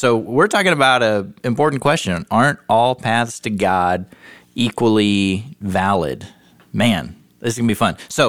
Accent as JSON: {"language": "English", "region": "Pacific Northwest", "country": "United States", "tie": "born or raised there", "said": "Growing up in the Pacific Northwest"}